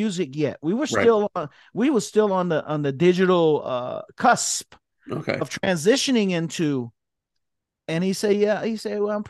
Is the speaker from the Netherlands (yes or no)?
no; Miami, Florida, United States; I'm from Miami